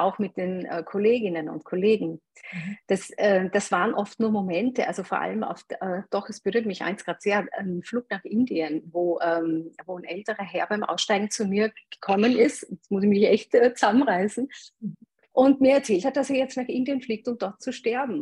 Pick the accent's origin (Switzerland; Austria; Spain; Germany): Austria; Eastern Styria; also born or lived in Graz; ich bin in der Oststeiermark aufgewachsen, in einem mini kleinen Dorf auf dem Bauernhof